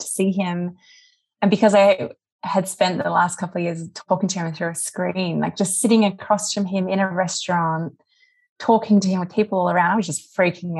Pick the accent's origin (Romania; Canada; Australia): Australia; Western Australia; moved away as an adult; also born or lived in London, United Kingdom; now in California, United States; you grew up in a small town in WA